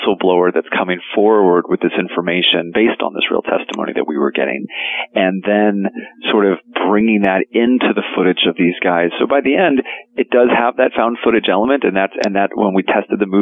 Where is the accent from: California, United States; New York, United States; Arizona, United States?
Arizona, United States; moved away; I grew up in Arizona